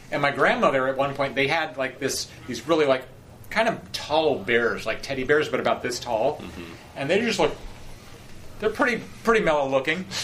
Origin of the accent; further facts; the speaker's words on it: Point Arena, California, United States; moved away; I lived in this, this, small town, Point Arena